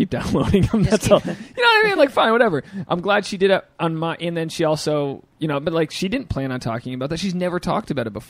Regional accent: Rhode Island, United States; moved away; I grew up in Rhode Island.

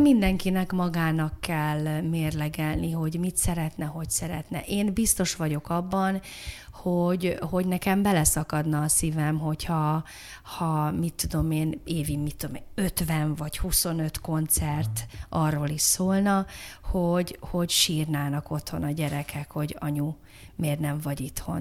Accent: Budapest, Hungary; innen nem messze, a hetedik kerületben, Erzsébet városban, a Péter Sándor utcában

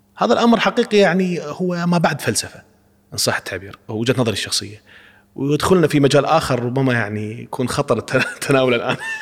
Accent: Kuwait; نحن يعني نحاول كأفراد، كمواطنين كويتيين، معلمين يعني، نشتغل في هذا الميدان.

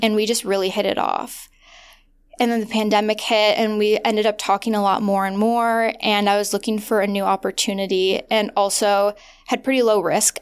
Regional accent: Midwest, United States; moved away; also born or lived in Los Angeles; I grew up in the Midwest

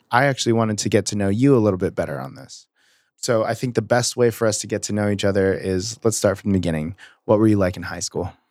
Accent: Mission Viejo, California, United States; I grew up in Mission Viejo too

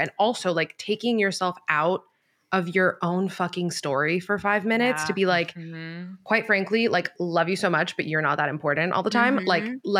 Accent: Miami, Florida, United States; I grew up like right by UM. I'm from Miami.

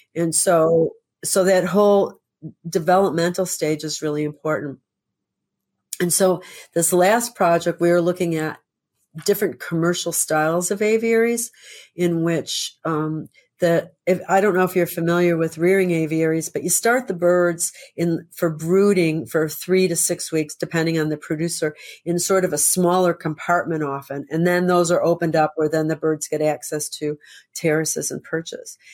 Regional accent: Chicago, Illinois, United States; moved away; I grew up in Chicago

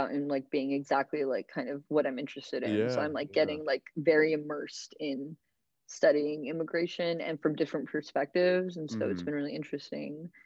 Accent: Florida, United States; moved away as an adult; also born or lived in Chile / Japan; now in New York, United States; I am an immigrant, so like it's always been kind of part of me as being an immigrant, like growing up in Florida.

